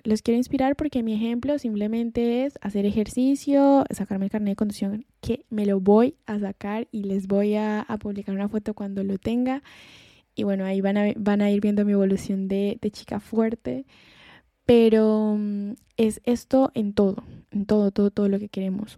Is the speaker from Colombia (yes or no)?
yes; Colombia; moved away as an adult; now in Spain; en mi país, en Colombia